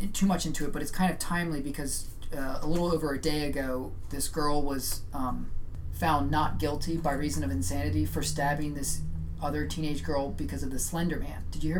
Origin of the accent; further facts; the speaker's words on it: New Jersey, United States; When I was growing up in New Jersey